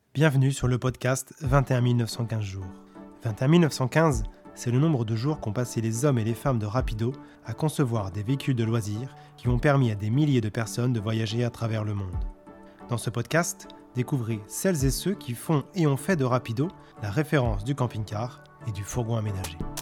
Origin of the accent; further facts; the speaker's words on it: Châtillon, France; j'étais de Châtillon